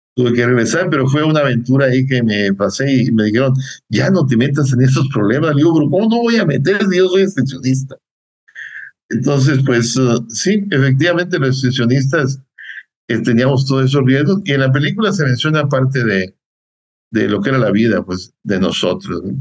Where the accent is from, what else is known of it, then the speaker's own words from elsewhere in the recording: Concordia, Sinaloa, Mexico; moved away as an adult; also born or lived in Hidalgo / State of Mexico / Puebla; yo soy de Concordia, Sinaloa, una persona de, de, un pueblo, de una ciudad, le dicen ciudad también, y la primaria pues la hice en un pueblo.